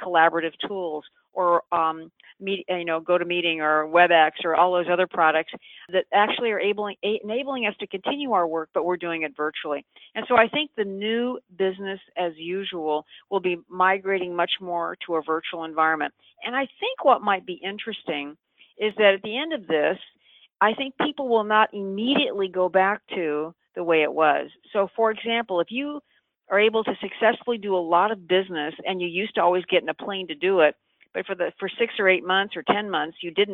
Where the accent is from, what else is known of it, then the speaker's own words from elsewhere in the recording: San Francisco, California, United States; I'm actually from San Francisco